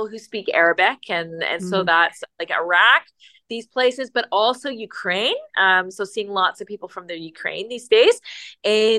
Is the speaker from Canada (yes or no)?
yes; Newfoundland and Labrador, Canada; now in Richmond Hill, Canada; I'm originally from Newfoundland